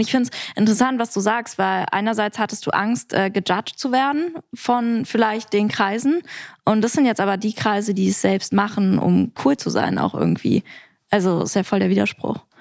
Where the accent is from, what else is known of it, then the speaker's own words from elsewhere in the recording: Berlin, Germany; ich bin sehr behütet aufgewachsen. Äh, und genau, im, am Rande von Berlin, ganz weit oben außen